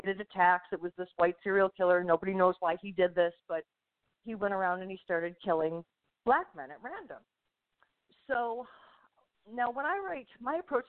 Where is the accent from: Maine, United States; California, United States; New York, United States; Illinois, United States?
New York, United States; Buffalo; moved away; Buffalo, New York, which also happens to be my hometown